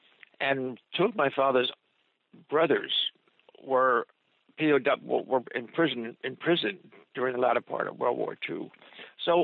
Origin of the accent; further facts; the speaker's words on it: United States; All of us were young and impressionable as American-born people of Italian origin, of Italian parents or grandparents who came.